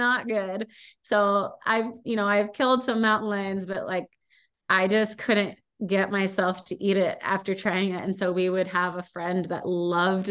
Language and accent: English; California, United States; moved away as an adult; now in Montana, United States; when I grew up in California, it was frowned upon